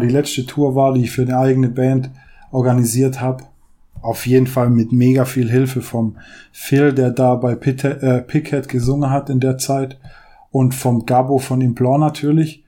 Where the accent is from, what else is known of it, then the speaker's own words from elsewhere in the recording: St. Georgen, Germany; Also ich war in St. George selbst, in der Stadt, neun Jahre auf der Schule